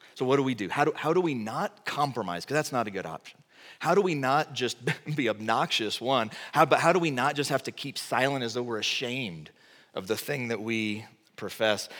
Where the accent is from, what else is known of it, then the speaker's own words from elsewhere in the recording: Texas, United States; moved away; I'm from Texas